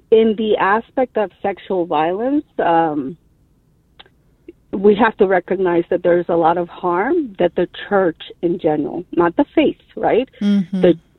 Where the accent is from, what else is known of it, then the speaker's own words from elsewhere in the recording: Dominican Republic; moved away as an adult; also born or lived in New York City, United States; now in United States; So I am an immigrant, but I was raised in New York City. So then I migrated back again to my country and went to high school as well as college in the Dominican Republic.